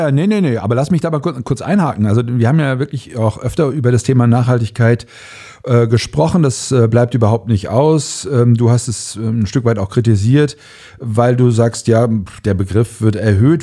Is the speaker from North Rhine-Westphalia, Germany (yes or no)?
yes; Cologne, North Rhine-Westphalia, Germany; ich komme aus Köln